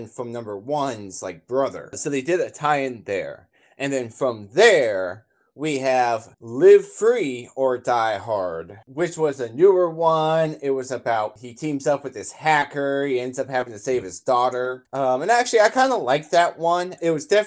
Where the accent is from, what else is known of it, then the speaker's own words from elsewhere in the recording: United States; We, as Americans